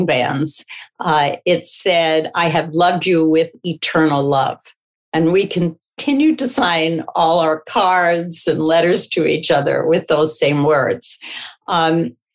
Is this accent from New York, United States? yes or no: no; Philadelphia, Pennsylvania, United States; I grew up in Philadelphia, and my ancestry goes back to Russia and the Ukraine.